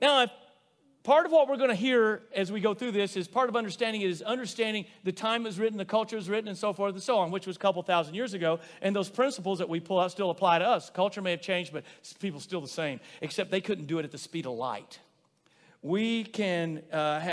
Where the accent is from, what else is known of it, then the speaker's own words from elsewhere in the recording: Rosebud, United States; growing up in Rosebud